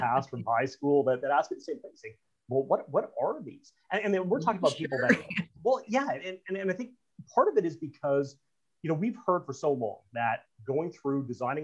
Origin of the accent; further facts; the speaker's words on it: Canada; part of being a Canadian